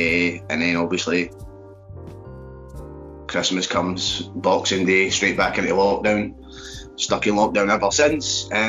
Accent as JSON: {"language": "English", "town": "Cowdenbeath", "region": "Scotland", "country": "United Kingdom", "tie": "born or raised there", "accent": "Glaswegian", "said": "Obviously, I'm originally Fife, don't let my accent fool you. I was born and raised in Cowden Beef, but I've had this Glaswegian accent the majority of my life."}